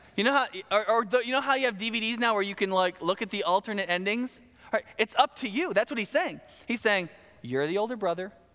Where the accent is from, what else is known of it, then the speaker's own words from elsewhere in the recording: the South, United States; I'm from the South, we talk fast